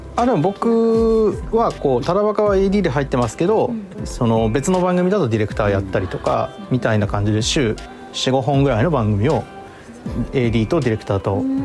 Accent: Toyama, Japan; moved away as an adult; now in Tokyo, Japan; 出所富山

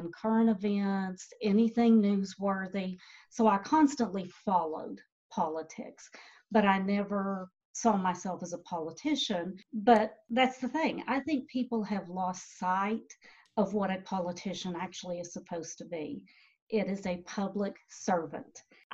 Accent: Boyd County, Kentucky, United States; born and bred in Boyd County

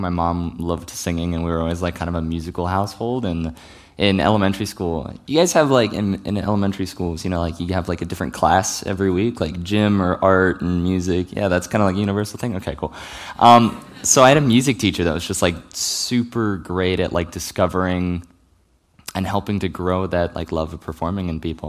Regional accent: Richmond, Virginia, United States; moved away; I grew up in Richmond, Virginia

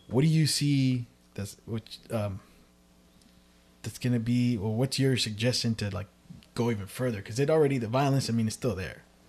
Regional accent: Richmond, California, United States; I grew up in Central from when I was first born to my teenage

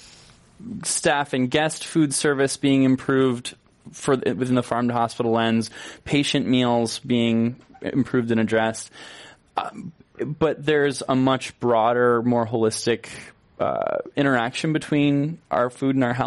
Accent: Northern New York, United States; now in California, United States; I grew up in Northern New York

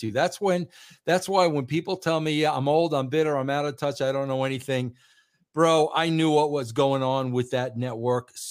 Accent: New York, United States; as a New Yorker

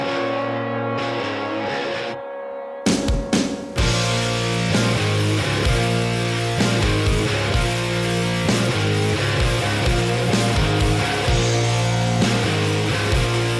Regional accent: Alaska, United States; growing up in Alaska, back in the woods

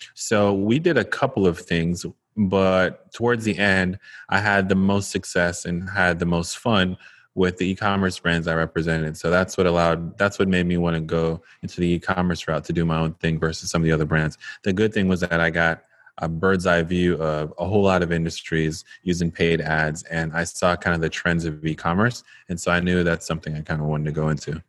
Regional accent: Jamaica; moved away; I am a Jamaican-born, now entrepreneur

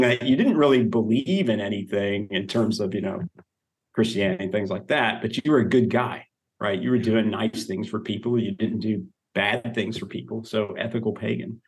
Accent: Oklahoma, United States; now in Texas, United States; I grew up in Oklahoma

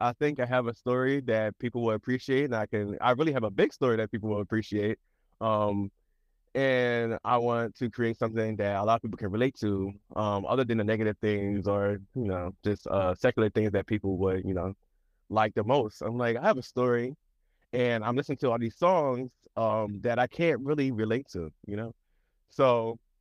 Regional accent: Chester, Pennsylvania, United States; also born or lived in Philadelphia; I'm actually from this small city called Chester, which is 20 minutes outside of Philadelphia.

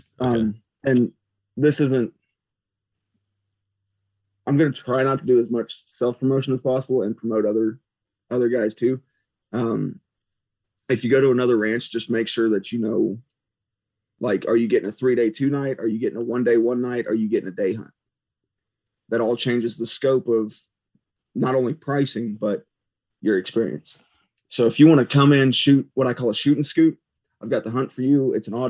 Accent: Missouri, United States; now in Texas, United States; I grew up in Missouri, tons of public land.

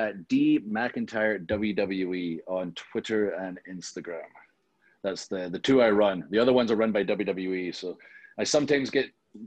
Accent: Scotland, United Kingdom; I am from Scotland

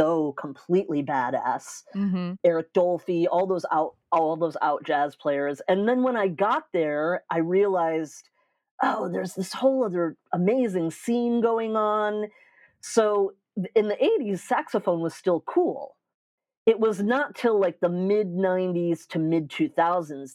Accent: New York, United States; also born or lived in Tampa, Florida; I'm from New York, but my family did a brief stint in Tampa, just like for a few years.

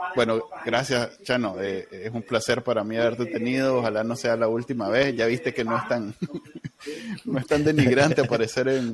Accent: Nicaragua; somos los nicaragüenses

